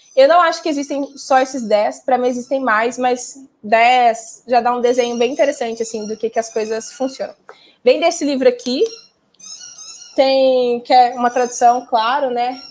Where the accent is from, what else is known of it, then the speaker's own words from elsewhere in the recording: Minas Gerais, Brazil; Sou mineira